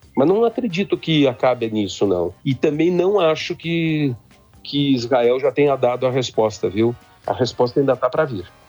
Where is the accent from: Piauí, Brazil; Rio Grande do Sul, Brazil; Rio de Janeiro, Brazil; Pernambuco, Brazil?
Rio Grande do Sul, Brazil; Três Passos; moved away; also born or lived in Independência; eu sou gaúcho, né? Eu sou da região de Independência, me criei em Três Passos